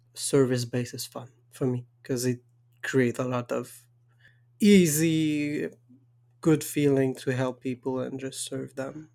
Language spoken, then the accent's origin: English; Quebec, Canada; accent: French Canadian Quebecois; English is a second language; I'm French Canadian and I tried to have an Anglo accent and it doesn't work.